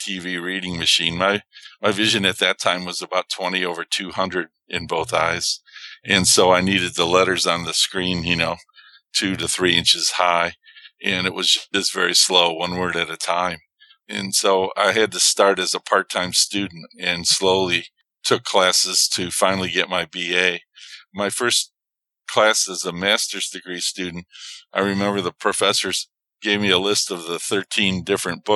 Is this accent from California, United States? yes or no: no; Chicago, Illinois, United States; moved away as an adult; also born or lived in Tucson; Coming back to Chicago, in my hometown